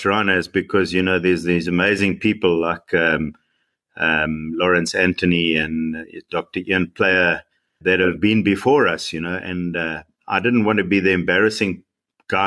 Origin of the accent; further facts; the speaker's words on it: Eastern Cape, South Africa; I come from the Eastern Cape